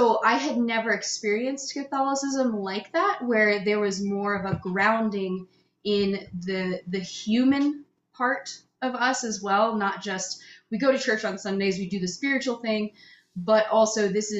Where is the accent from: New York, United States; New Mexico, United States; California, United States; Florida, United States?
New Mexico, United States; Las Cruces; also born or lived in Houston, Texas; I grew up in Las Cruces. So that's like very southern, like 45 minutes from Mexico.